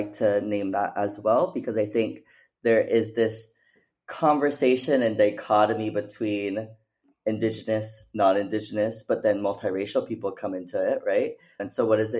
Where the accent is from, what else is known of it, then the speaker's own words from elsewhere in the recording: Phoenix, Arizona, United States; moved away; also born or lived in Mesa, Arizona / Oregon; I was actually born and raised in Phoenix, Arizona